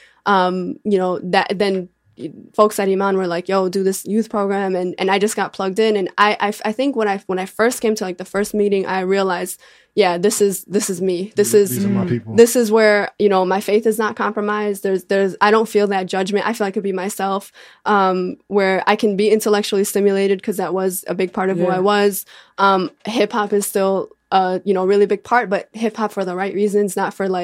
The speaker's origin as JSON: {"language": "English", "town": "Bridgeview", "region": "Illinois", "country": "United States", "tie": "born or raised there"}